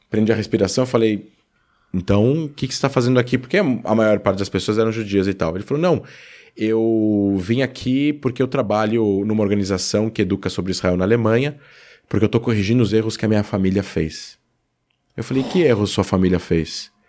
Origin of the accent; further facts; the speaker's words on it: Brazil; Eu sou brasileiro.